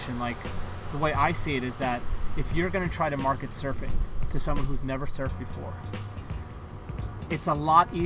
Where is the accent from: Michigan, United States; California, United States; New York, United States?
New York, United States; it being in my hometown